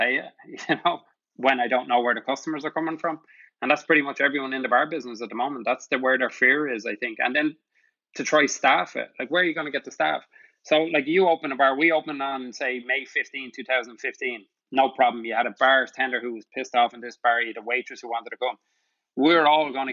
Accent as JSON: {"language": "English", "country": "Ireland", "moved": "yes", "lives_now": "New York City, United States", "said": "us as Irish"}